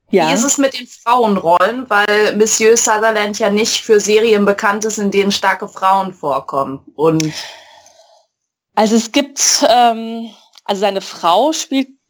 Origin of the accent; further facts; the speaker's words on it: Mainz, Rhineland-Palatinate, Germany; ich bin aus Mainz